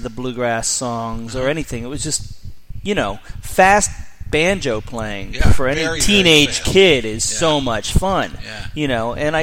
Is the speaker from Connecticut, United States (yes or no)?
no; San Francisco Bay Area, California, United States; I grew up in the San Francisco Bay Area.